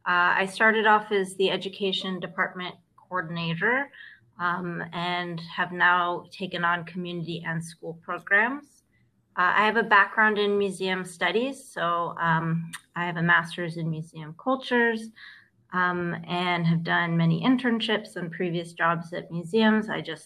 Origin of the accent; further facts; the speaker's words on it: Oakland, California, United States; also born or lived in London / Los Angeles / Central Coast; now in Palm Springs, United States; I'm from the Bay Area. I grew up in Oakland, and I've lived all over. I've lived abroad in London, and I made my way back to California for warmer weather. I've lived in LA, I've lived in the Central Coast, and now I'm here in happy Palm Springs